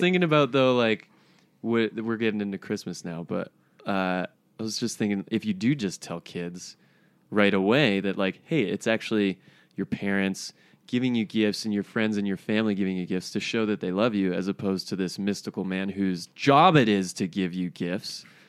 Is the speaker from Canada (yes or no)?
yes; High River, Alberta, Canada; I grew up in High River.